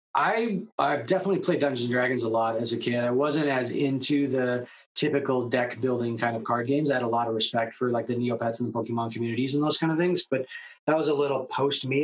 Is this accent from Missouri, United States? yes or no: no; Seattle, Washington, United States; also born or lived in New York; grew up in Seattle.